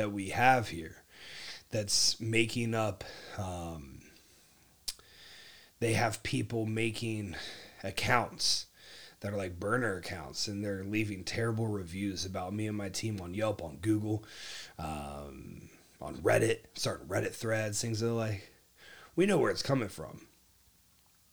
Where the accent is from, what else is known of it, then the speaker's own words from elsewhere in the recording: Ohio, United States; now in Texas, United States; my home state